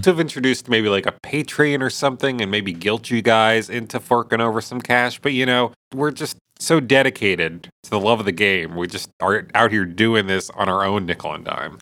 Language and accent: English; Jersey Shore, New Jersey, United States; I grew up on the Jersey Shore.